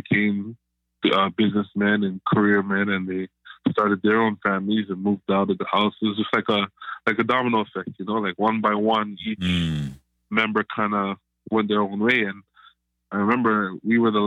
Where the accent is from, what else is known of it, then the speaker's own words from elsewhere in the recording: Canada; I am Canadian-Jamaican, so first-generation Canadian